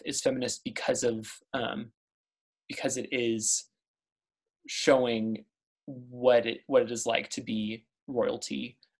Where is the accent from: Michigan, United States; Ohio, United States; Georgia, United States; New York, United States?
Georgia, United States; born or raised there; accent: southern